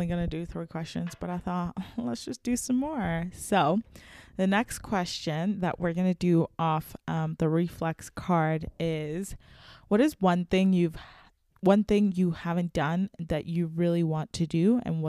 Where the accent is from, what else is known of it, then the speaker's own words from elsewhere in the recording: Nigeria; Like, I know I'm Nigerian and all, but like, I feel like sometimes I'm like, I don't belong anywhere